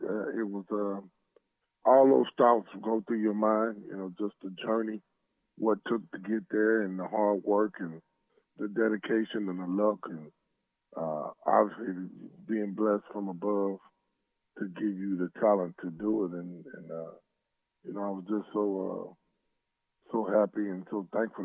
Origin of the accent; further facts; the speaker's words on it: Arkansas, United States; we're both from Arkansas